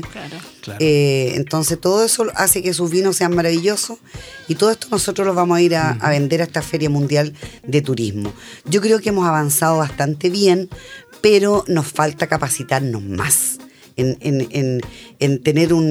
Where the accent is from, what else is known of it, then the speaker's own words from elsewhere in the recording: Guarilihue, Ñuble, Chile; yo soy de Guarilihue, eh, bueno, me reencontré con todos mis amigos de esa época